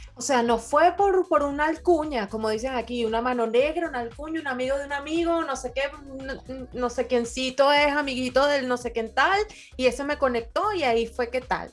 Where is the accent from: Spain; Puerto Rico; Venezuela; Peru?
Venezuela; now in Portugal; todos los venezolanos aquí en Portugal estamos conectadísimos